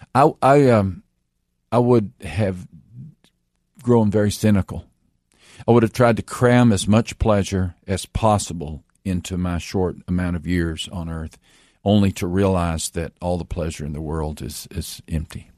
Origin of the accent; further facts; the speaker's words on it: Texas, United States; I grew up in Texas